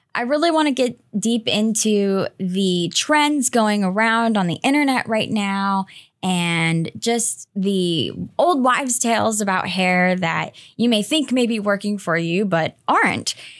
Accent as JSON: {"language": "English", "town": "Greensboro", "region": "North Carolina", "country": "United States", "tie": "born or raised there", "moved": "as an adult", "said": "I was living in my hometown of Greensboro, North Carolina"}